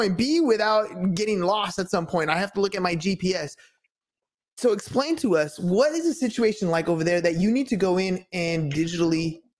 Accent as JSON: {"language": "English", "town": "Imperial Beach", "region": "California", "country": "United States", "tie": "born or raised there", "said": "I grew up in Imperial Beach. It's you know, right near the border here in San Diego."}